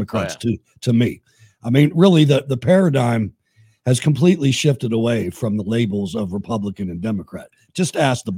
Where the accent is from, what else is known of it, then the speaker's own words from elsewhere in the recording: Minnesota, United States; I'm from Minnesota.